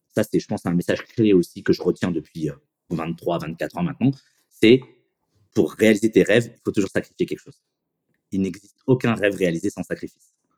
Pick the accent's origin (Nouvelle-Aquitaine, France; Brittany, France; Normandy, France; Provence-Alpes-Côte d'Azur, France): Provence-Alpes-Côte d'Azur, France; Fréjus; also born or lived in Pondicherry, India; en 84, on a redébarqué à Fréjus. Donc, je fais ma, ma primaire à l'école Olysée à Fréjus